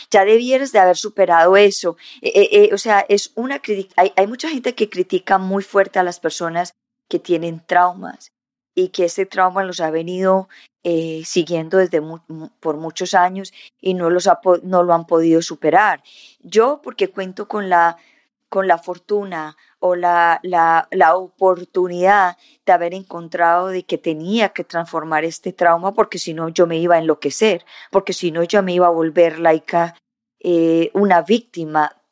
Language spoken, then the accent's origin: Spanish; Colombia; also born or lived in Canada; So, nací en Colombia, y a los nueve meses nos fuimos para el Canadá, y, y a los siete años nos volvimos de nuevo para Colombia y cuando llegamos a Colombia cambiamos de lugares cada rato